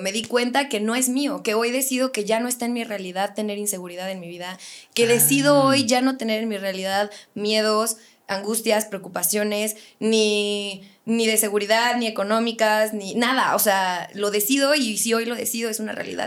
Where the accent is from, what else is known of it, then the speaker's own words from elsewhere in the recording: Querétaro, Mexico; also born or lived in Morelia, Michoacán; siempre digo que soy de Querétaro, pero omito la parte de nací en Morelia, pero a los tres días me fue a vivir a Querétaro y toda mi vida he vivido aquí